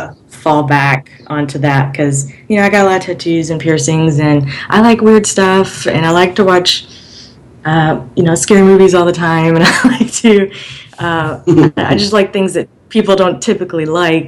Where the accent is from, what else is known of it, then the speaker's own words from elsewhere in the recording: Alabama, United States; moved away as an adult; I'm originally from Alabama, and I don't really fit in with that culture